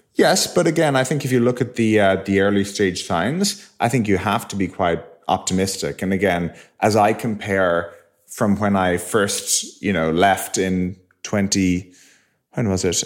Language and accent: English; Ireland; moved away; we grew up in Ireland.